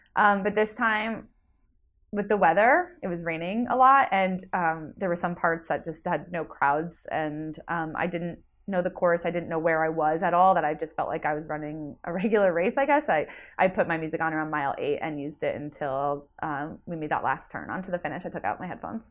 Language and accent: English; Jersey Shore, New Jersey, United States; I am from New Jersey, originally the Jersey Shore area. Now I live in North Jersey